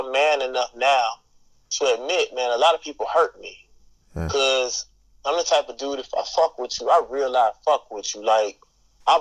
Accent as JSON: {"language": "English", "region": "Mississippi", "country": "United States", "said": "I'm from Mississippi"}